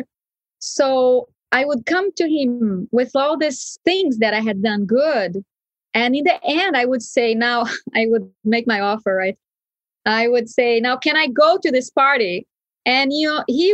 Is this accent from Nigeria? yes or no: no; Brazil; where I was brought up in Brazil